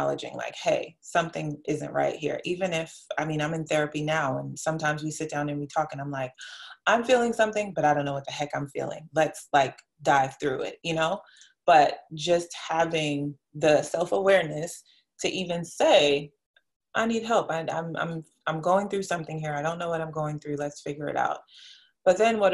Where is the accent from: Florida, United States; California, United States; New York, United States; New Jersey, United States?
New York, United States; New York City; I'm from New York City